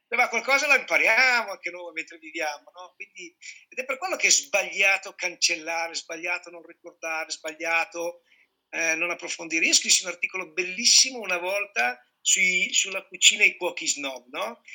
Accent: Piedmont, Italy; moved away; Sono nato e cresciuto in Piemonte, poi ho girato anche per lavoro

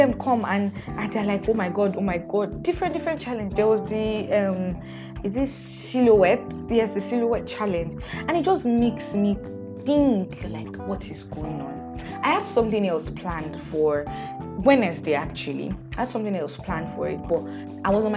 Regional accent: Nigeria; I'm Nigerian

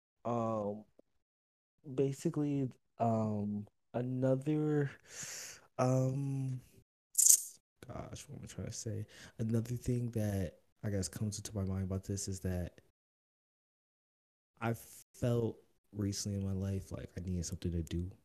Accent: Oakland, California, United States; also born or lived in Las Vegas; I grew up in Oakland

